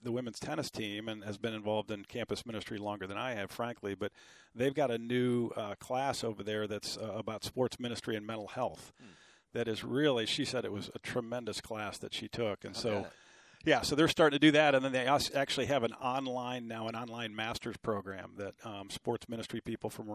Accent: Cleveland, Ohio, United States; I grew up in Cleveland, Ohio, in a family of five kids

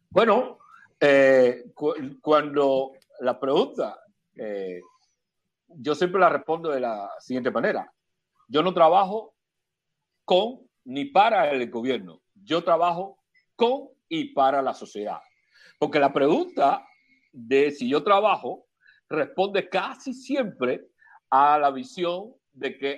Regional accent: Cuba; Ustedes desde ahí interesados, afortunadamente, desde allá en los asuntos nuestros como cubanos

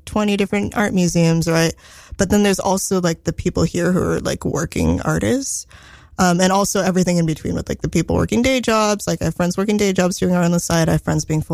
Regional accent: Silicon Valley, Bay Area, California, United States; I grew up in Silicon Valley

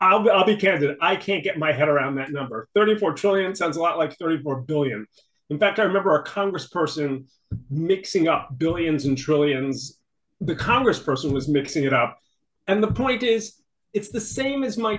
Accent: New York City, New York, United States; I grew up in New York City in a family that often faced financial difficulties

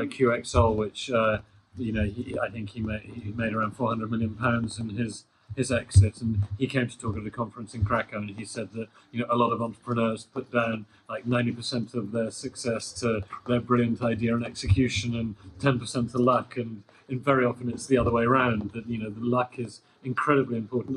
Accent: United Kingdom; I'm British, and you know, British people have this reputation for being a bit arrogant

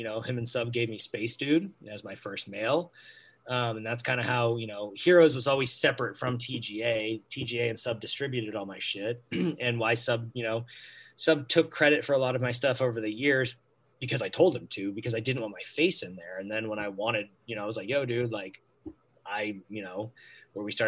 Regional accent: Maine, United States; my home state

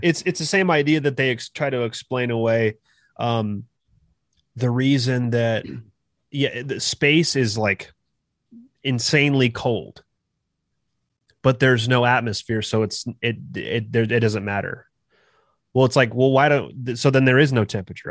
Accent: California, United States; moved away as an adult; now in Kansas, United States; I'm originally from California

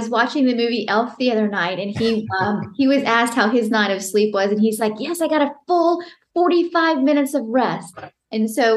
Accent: Atlanta, Georgia, United States; also born or lived in London; I am from Atlanta, Georgia. I grew up in Atlanta, Georgia, and I've lived here my whole life

